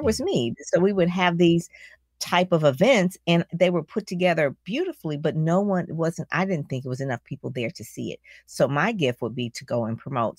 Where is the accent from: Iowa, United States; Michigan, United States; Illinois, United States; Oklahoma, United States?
Michigan, United States; Detroit; I'm from Detroit